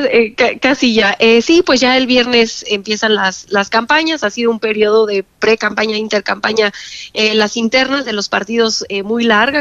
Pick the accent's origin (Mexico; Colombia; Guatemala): Mexico; como mexicanos